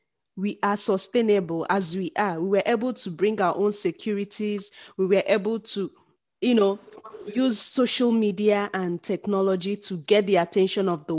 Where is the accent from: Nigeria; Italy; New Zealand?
Nigeria; now in South Africa